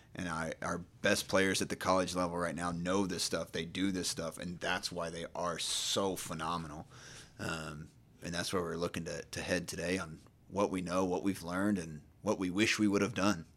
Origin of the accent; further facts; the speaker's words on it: Nacogdoches, Texas, United States; moved away as an adult; also born or lived in Dallas, Texas / Houston, Texas; now in Charlotte, United States; originally, I'm from Nacogdoches, Texas, small town in, in East Texas.